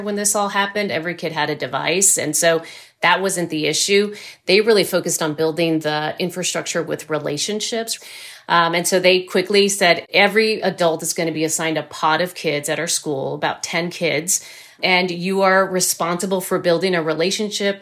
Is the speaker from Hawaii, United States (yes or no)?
no; Rio Grande Valley, South Texas, United States; I grew up in South Texas in the Rio Grande Valley, right on the Texas-Mexico border.